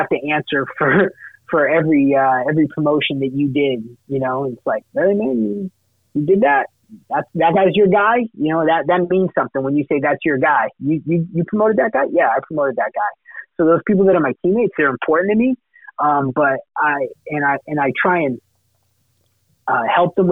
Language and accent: English; Massachusetts, United States; I'm a masshole, I grew up in Massachusetts